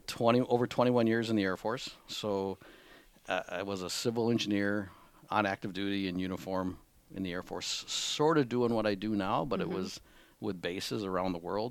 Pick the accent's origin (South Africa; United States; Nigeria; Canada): United States; Whitehall, Wisconsin; moved away as an adult; also born or lived in Madison, Wisconsin; now in Menomonie, United States; I'm from Wisconsin. I'm not from Menominee. I grew up in Whitehall, Wisconsin.